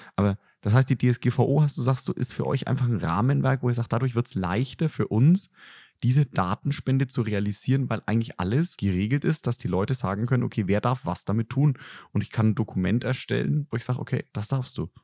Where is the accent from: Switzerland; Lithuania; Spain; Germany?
Germany; als Deutsche